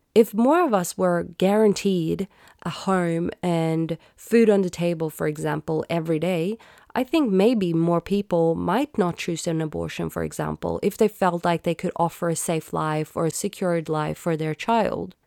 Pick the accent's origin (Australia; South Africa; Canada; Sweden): Sweden; I grew up in Sweden where I was taught Swedish, English, math